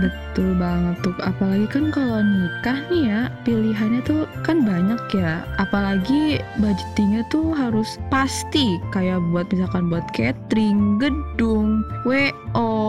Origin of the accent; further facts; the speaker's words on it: Jakarta, Indonesia; gue dari Jakarta dari Betawi